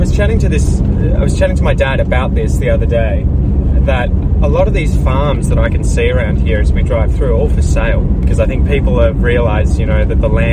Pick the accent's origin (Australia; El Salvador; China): Australia; as an Australian, as someone who's grown up here in Australia